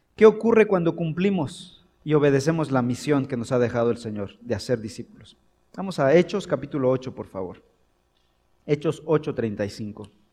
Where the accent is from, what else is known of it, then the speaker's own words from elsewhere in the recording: Mexico; en México tenemos una cultura y tenemos elementos que son parte de nuestra comunidad